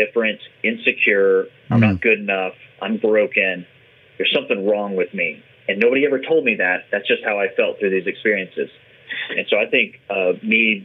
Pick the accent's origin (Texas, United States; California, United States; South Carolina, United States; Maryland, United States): Texas, United States; San Antonio; I grew up in San Antonio, Texas